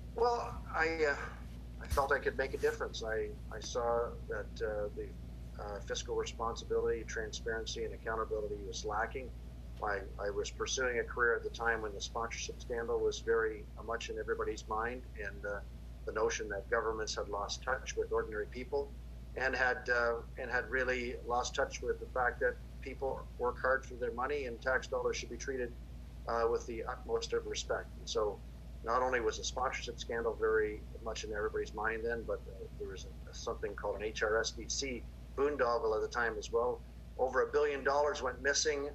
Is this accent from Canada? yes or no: yes; Kingston, Ontario, Canada; moved away; also born or lived in Hamilton area, Ontario; my hometown is Kingston. I was born there.